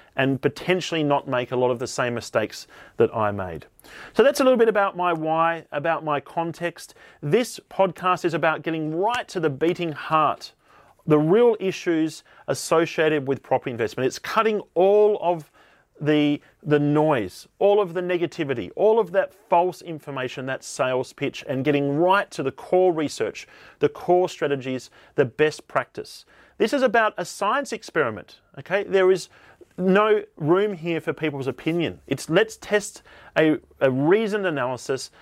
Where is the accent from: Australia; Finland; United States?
Australia; Tasmania; moved away as an adult; also born or lived in Sydney; I grew up here in Tasmania, Australia